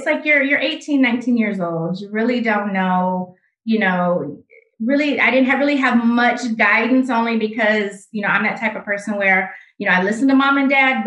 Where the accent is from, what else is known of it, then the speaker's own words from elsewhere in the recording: Grand Rapids, Michigan, United States; moved away as an adult; also born or lived in Detroit, Michigan; I am originally from Grand Rapids, Michigan. So that's where I grew up